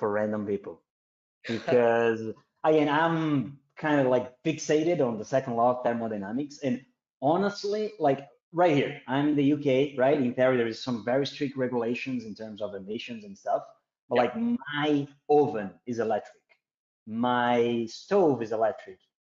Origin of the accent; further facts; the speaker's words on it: South Region, Brazil; moved away; I'm third generation of German back in Brazil. Actually, so. In the south of Brazil